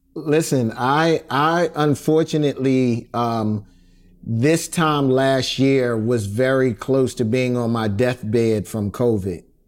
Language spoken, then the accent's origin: English; Philadelphia, Pennsylvania, United States; growing up in Philadelphia, I grew up at a very perfect time